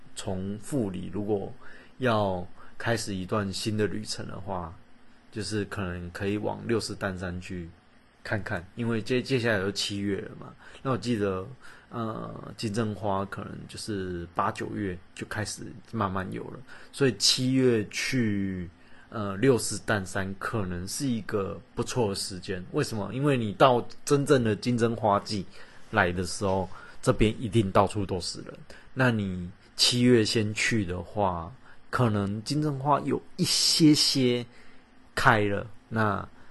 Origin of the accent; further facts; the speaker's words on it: Kaohsiung, Taiwan; 我们高雄人，在高雄 其实就觉得高雄很无聊